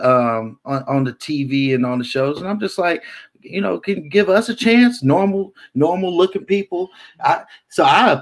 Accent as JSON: {"language": "English", "town": "Richmond", "region": "California", "country": "United States", "tie": "born or raised there", "said": "I grew up in Richmond."}